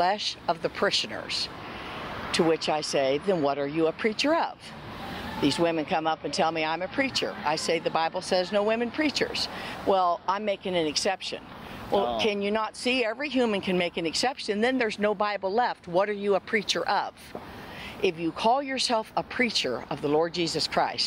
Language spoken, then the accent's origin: English; Kansas, United States; We're from Kansas.